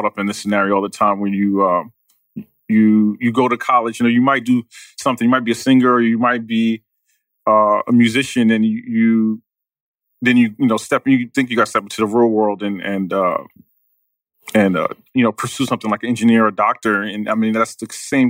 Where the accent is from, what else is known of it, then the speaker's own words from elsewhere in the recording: New York City, New York, United States; I'm from Queens.